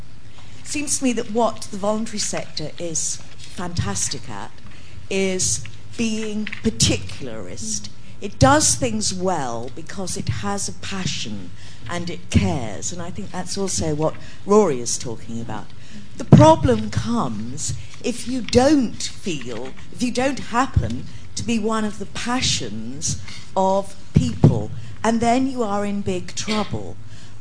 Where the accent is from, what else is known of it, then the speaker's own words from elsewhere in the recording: Carlisle, North West England, United Kingdom; I was born in Carlisle